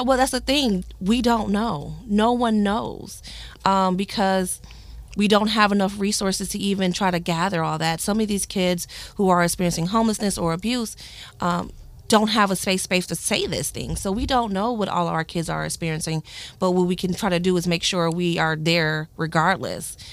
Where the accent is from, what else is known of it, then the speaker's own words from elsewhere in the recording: Flint, Michigan, United States; born and raised in Flint, Michigan